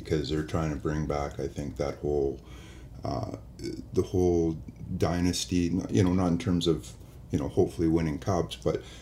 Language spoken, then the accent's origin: English; Vancouver, British Columbia, Canada; moved away; growing up in Vancouver